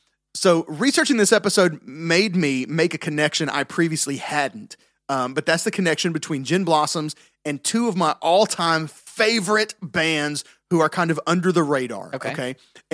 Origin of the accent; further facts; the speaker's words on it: Tennessee, United States; I'm from Tennessee.